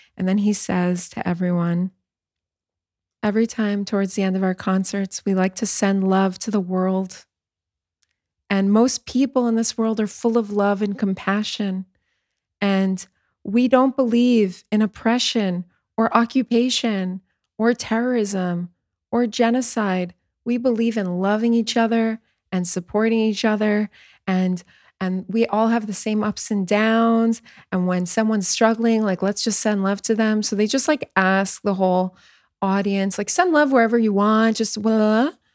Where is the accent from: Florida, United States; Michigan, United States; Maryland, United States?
Florida, United States; South; also born or lived in New York; now in Tel Aviv, Israel; I'm originally from New York. I'm a native New Yorker. But when I, when I was ten, we moved to South Florida